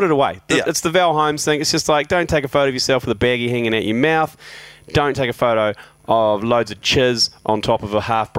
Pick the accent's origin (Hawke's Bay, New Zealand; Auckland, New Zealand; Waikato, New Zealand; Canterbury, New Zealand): Waikato, New Zealand; growing up in the Mighty Waikato.